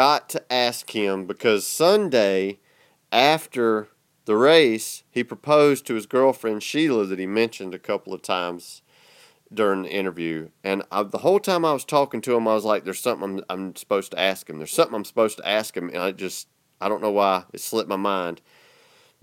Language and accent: English; the South, United States; accent: southern; got a southern accent like me